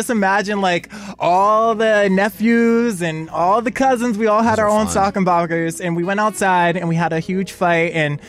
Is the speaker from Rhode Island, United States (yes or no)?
yes; Rhode Island, United States; I grew up in Rhode Island, so I think of snow.